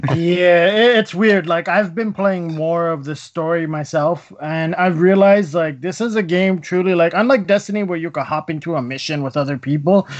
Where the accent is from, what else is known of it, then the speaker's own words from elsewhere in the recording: Canada; since we're Canadian